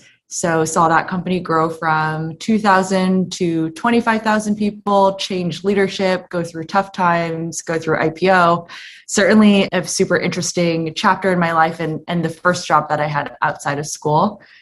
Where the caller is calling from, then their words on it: Kauai, Hawaii, United States; I am zooming in from the sunny Kauai.